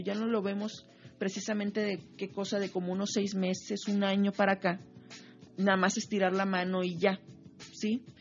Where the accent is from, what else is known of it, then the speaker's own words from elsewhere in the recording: Monterrey, Nuevo León, Mexico; Yo soy orgullosamente regiomontana